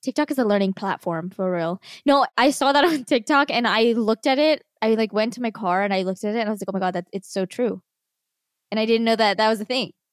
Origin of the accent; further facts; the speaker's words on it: New Jersey, United States; moved away; We're from Jersey